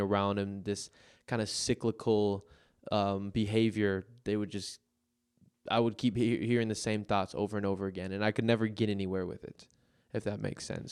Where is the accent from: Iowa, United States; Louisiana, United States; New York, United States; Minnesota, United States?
Minnesota, United States; Minneapolis; "Where are you from?" I'm like, "Minneapolis."